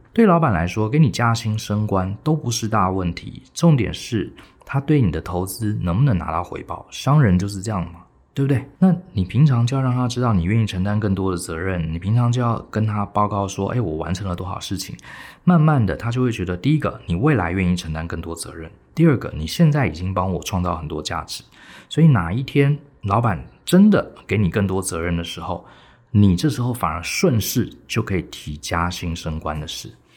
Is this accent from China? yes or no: no; Taiwan; 很标准我们台湾人的谦逊